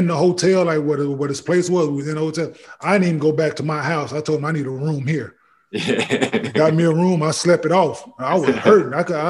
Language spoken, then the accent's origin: English; United States; I'm from the States